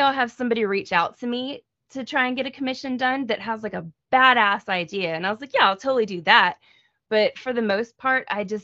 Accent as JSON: {"language": "English", "country": "United States", "said": "I am aggressively American"}